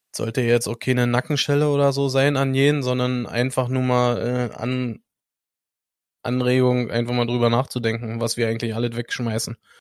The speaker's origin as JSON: {"language": "German", "country": "Germany", "said": "Bei uns in Deutschland"}